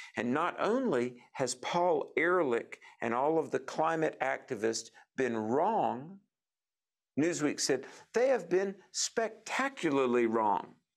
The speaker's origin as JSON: {"language": "English", "region": "North Carolina", "country": "United States", "said": "my home state of North Carolina, Thomasville"}